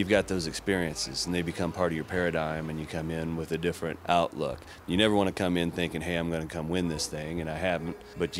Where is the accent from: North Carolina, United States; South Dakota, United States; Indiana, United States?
Indiana, United States; Indianapolis; I'm from Indianapolis, Indiana.